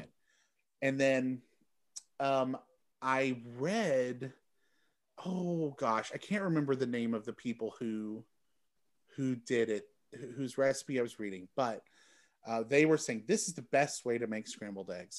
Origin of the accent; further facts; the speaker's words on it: Texas, United States; also born or lived in Michigan; now in Chicago, United States; I'm from Texas.